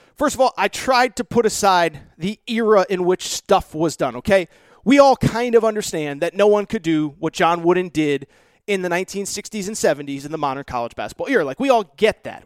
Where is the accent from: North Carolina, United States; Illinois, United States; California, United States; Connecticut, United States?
Connecticut, United States; grow up in the nineteen nineties when I was growing up in Connecticut